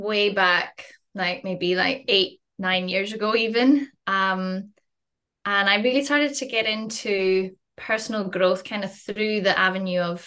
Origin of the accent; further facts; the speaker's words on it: Western Isles, Scotland, United Kingdom; accent: Scottish; you can probably tell from my accent, I'm Scottish. I grew up in the Western Isles.